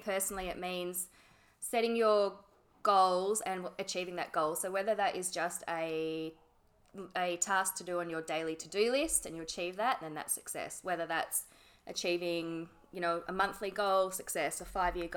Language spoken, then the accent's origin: English; Yarrawonga, Victoria, Australia; I grew up in a place called Yarrawonga